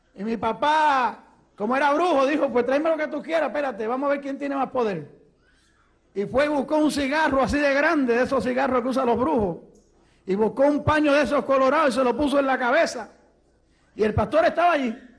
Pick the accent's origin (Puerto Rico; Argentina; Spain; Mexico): Puerto Rico; Ponce; moved away; also born or lived in Mayagüez, Puerto Rico / New York City, United States / Rochester, New York, United States; yo soy puertorriqueño. Nací en Puerto Rico, en una ciudad que se llama Mayagüez. De allí pues me crié un poquito de mi vida en otra ciudad que se llama Ponce